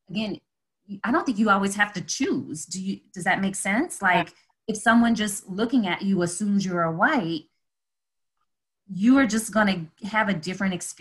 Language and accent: English; New Orleans, Louisiana, United States; I grew up in New Orleans